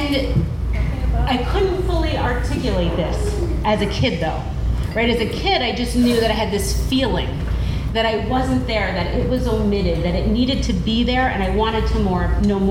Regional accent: Troy, New York, United States; I grew up in the Berg, as we call it

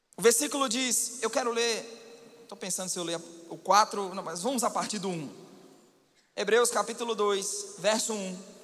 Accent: Minas Gerais, Brazil; Como bom mineiro

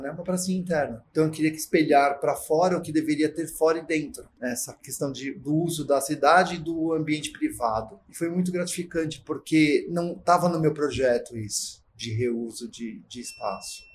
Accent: São Paulo, Brazil; Eu sou paulistano, sou da Barra Funda

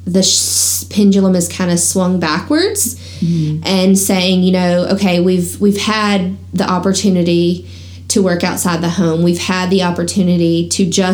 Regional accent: the South, United States; growing up in the South

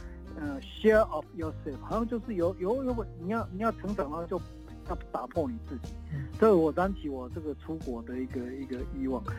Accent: Tongxiao, Miaoli County, Taiwan; also born or lived in Los Angeles, United States; 我从小是在那个台湾西部 ，呃，滨海的一个城镇啊，叫通宵嘛

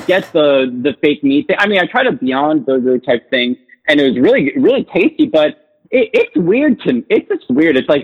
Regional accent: New Jersey, United States; moved away as an adult; also born or lived in New York City; I'm from Jersey originally

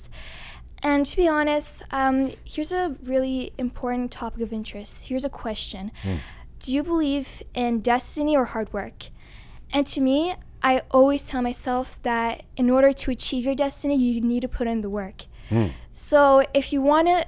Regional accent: Toronto, Ontario, Canada; first language English; I'm born and raised in Canada

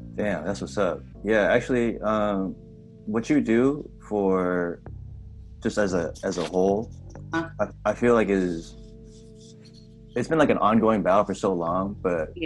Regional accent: San Jose, California, United States; now in Portland, United States; from where I'm from, San Jose, like we're both from Cali

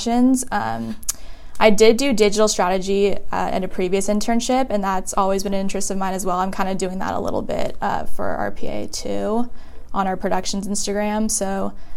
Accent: Newport Beach, California, United States; I'm from Newport Beach, California

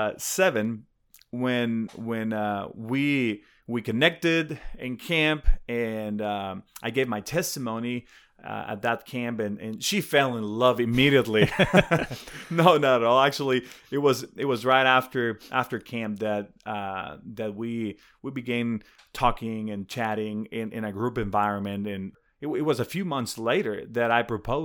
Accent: Guadalajara, Jalisco, Mexico; born there; I was born in Guadalajara, close to Guadalajara.

